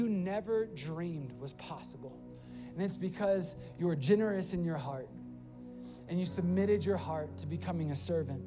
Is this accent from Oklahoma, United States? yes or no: no; Virginia, United States; moved away as an adult; also born or lived in Florida; I was new from Virginia